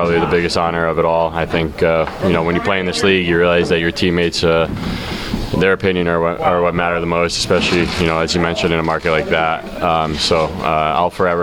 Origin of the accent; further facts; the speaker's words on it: Connecticut, United States; being from Connecticut